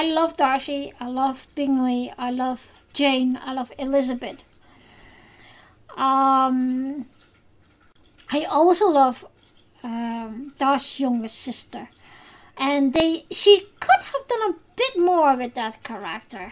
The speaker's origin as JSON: {"language": "English", "country": "Netherlands", "first_language": "Dutch", "second_language": "English", "said": "I am from the Netherlands, officially. So, English is not my first language."}